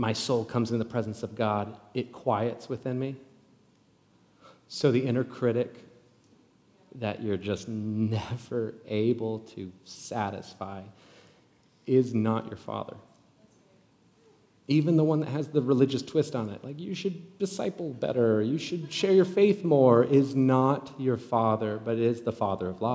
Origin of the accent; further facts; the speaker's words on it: Nebraska, United States; moved away; I'm from Nebraska originally